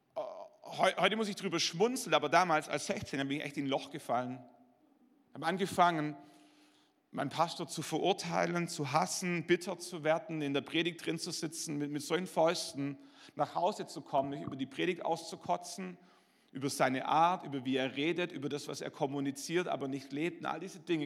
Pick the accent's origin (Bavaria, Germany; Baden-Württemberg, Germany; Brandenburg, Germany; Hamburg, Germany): Baden-Württemberg, Germany; Schwäbisch Hall; in meiner Heimatgemeinde in Schwäbisch Hall